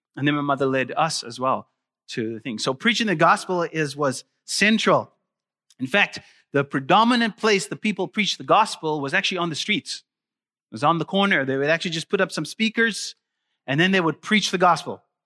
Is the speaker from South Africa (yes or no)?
yes; South Africa; moved away; I'm originally from South Africa, and, uh, I actually grew up in South Africa